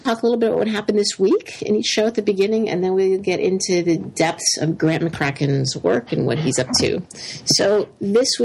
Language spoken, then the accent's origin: English; Canada; now in United States; I became American, so I'm a Canadian-American.